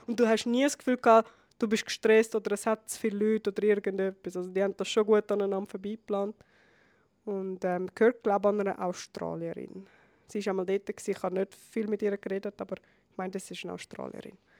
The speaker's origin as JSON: {"language": "German", "country": "Switzerland", "said": "bei uns in der Schweiz"}